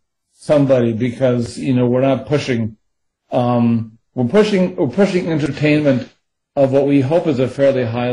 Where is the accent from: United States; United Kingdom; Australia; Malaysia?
United States; I'm speaking as an American